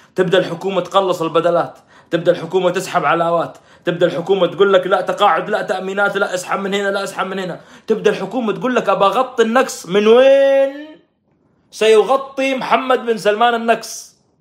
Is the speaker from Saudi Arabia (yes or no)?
yes; Saudi Arabia; احنا السعوديين